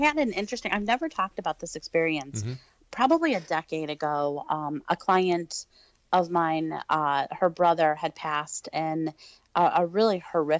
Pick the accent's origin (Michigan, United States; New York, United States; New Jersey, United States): Michigan, United States; Detroit; Oh, I am from, like you said, the Detroit, Michigan area. Yep. I actually was born and raised in Detroit